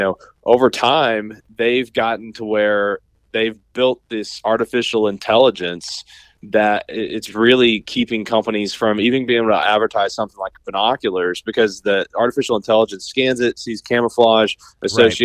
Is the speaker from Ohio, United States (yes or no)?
no; Southeastern Kentucky, United States; I grew up in Southeastern Kentucky